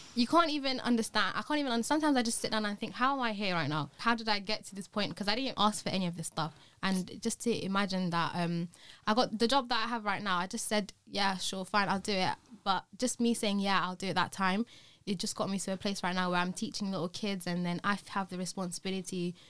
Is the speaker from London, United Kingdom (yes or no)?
yes; London, United Kingdom; I'm also from London